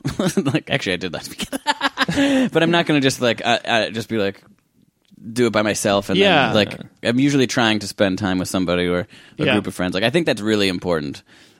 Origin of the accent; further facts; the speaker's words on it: Midwest, United States; I'm from the Midwest.